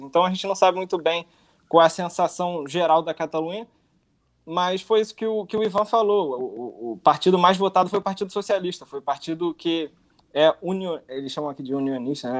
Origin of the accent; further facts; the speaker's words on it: Rio de Janeiro, Brazil; now in Barcelona, Spain; Eu sou do Rio